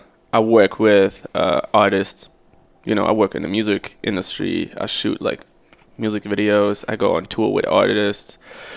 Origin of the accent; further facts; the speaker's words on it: Saarbrücken, Saarland, Germany; moved away as an adult; now in Berlin, Germany; I'm from Saarbrücken.